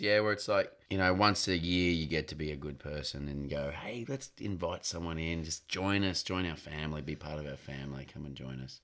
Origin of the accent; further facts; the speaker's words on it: Queensland, Australia; I grew up in Queensland, which is in northern Australia, so it's quite hot